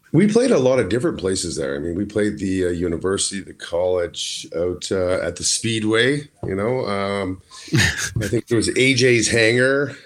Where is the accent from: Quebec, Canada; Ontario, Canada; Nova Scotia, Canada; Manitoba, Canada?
Manitoba, Canada; Winnipeg; moved away; also born or lived in Ottawa; I grew up in Winnipeg, so I had a, another hometown